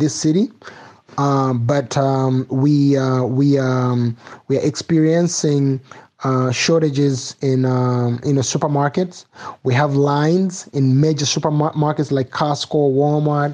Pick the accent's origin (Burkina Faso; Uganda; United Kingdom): Uganda; Kampala, Central Region; now in Las Vegas, United States; I was born in Uganda, Mengo, Kampala